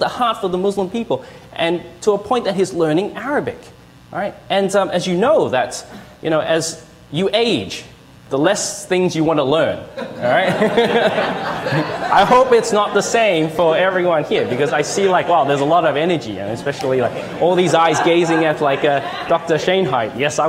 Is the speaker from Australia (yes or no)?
yes; Australia; accent: Australian; now in Canada; I was born in Australia and I grew up there. And that's why you will probably hear a hint of an Australian accent. Yeah, but when we came to Canada